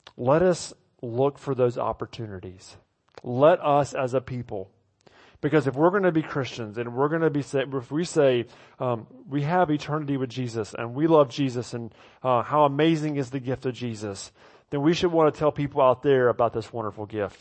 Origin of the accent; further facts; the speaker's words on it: the South, United States; moved away; I grew up in the South